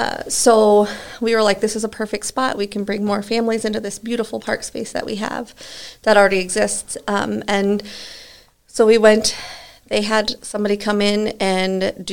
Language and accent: English; Omaha, Nebraska, United States; like I'm from Omaha, so even my family in Omaha can be like